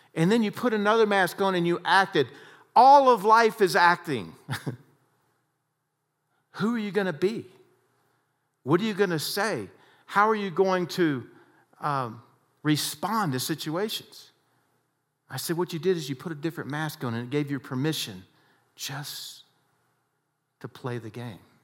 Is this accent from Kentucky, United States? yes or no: no; Texas, United States; I had a lot of harsh coaches like we all did growing up in Texas.